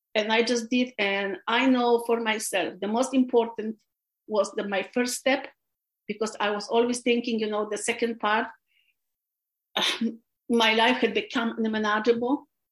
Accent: Poland; English is a second language; moved away as an adult; also born or lived in California, United States / Los Angeles County, United States; now in United States; I was born, I was raised in Poland.

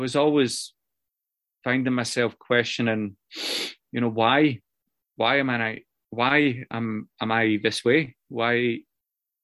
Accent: Scotland, United Kingdom; now in Newcastle, United Kingdom; Where I grew up in Scotland, a wee village, and it's a working class village

